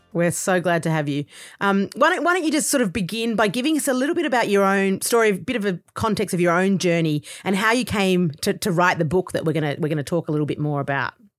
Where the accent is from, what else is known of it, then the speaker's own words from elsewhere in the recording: Australia; accent: Australian; I'm Australian, and so obviously, as the accent kind of you know indicates